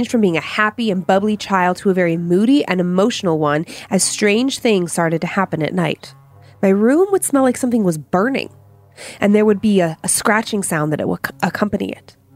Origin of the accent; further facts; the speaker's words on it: Hawaii, United States; Growing up in Hawaii was fun and full of amazing adventures. But with Hawaii being a very spiritual place, it was also full of strange experiences.